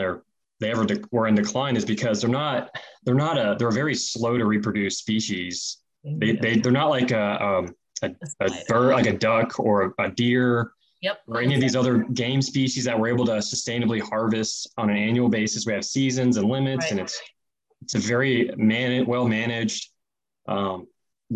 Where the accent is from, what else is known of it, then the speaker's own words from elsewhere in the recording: Southeast Texas, United States; I grew up in East Texas, Southeast Texas for much of my life